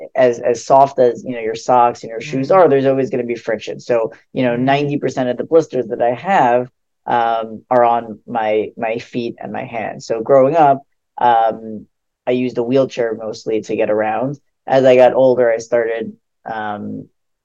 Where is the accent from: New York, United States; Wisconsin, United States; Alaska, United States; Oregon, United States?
New York, United States; West Hempstead; also born or lived in Queens, New York; most of my childhood, I grew up in West Hempstead, which is Long Island. I lived there basically all my life until I went to college